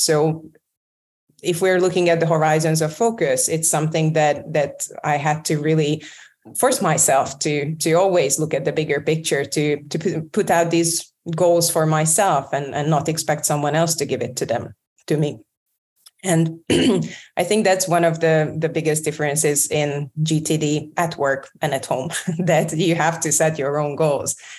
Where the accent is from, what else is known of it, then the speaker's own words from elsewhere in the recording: Budapest, Hungary; moved away as an adult; also born or lived in London; I moved back from London to Budapest